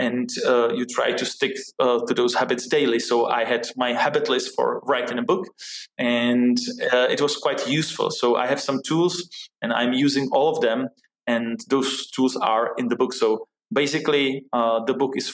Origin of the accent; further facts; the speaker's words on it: Czechia; moved away as an adult; also born or lived in New York City, United States; I grew up here in Czech Republic